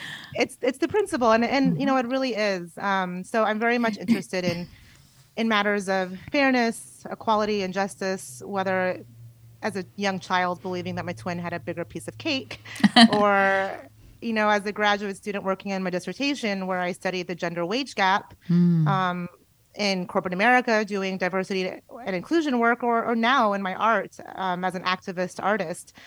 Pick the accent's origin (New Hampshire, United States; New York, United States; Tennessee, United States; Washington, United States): Washington, United States; Tacoma; I grew up in Tacoma, Washington, about an hour south